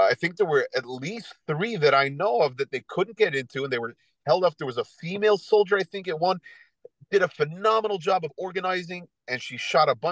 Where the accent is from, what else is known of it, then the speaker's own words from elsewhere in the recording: United States; as an American who loves the Second Amendment